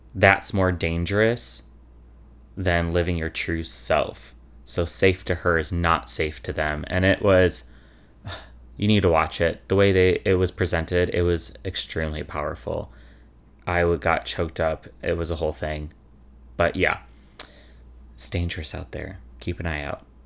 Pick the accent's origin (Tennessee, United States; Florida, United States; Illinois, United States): Illinois, United States; Chicago; I'm from Chicago